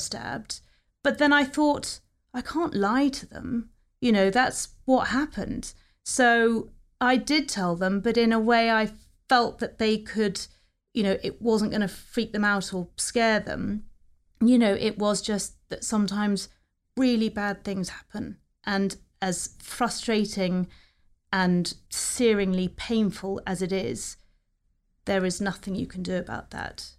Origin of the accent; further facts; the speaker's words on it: New Forest, South East England, United Kingdom; also born or lived in London; we were all brought up together in the New Forest. had a very happy childhood down there.